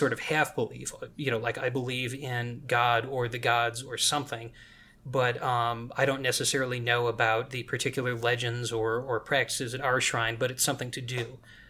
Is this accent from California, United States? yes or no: no; Colorado, United States; I grew up in the Elk Mountains and on Colorado's west slope, and these very jagged pinnacles like the Rockies